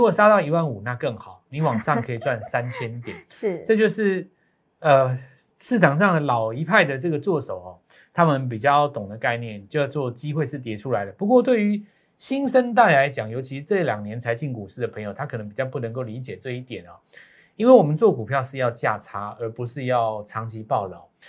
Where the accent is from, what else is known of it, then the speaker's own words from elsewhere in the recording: Taiwan; 我们在台湾长大的